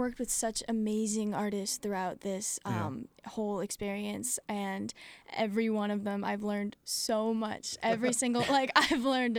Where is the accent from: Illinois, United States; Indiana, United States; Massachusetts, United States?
Massachusetts, United States; Lowell; now in Burlington, United States; I was born and raised in Lowell.